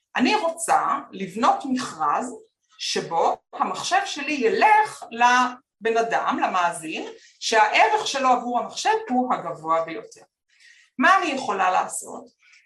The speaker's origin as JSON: {"language": "Hebrew", "town": "Petah Tikva", "region": "Central District", "country": "Israel", "tie": "born or raised there", "said": "אני גדלתי בפתח, בפתח תקווה"}